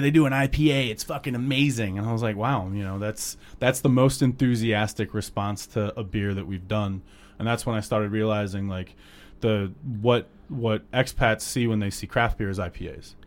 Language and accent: English; Cleveland, Ohio, United States; moved away as an adult; also born or lived in Alabama; now in China; I grew up in Cleveland